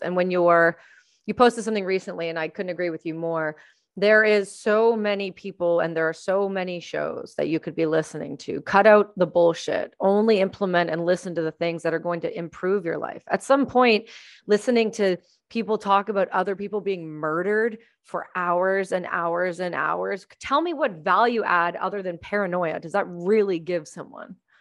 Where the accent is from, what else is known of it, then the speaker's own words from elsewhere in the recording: Canada; now in British Columbia, Canada; being a Canadian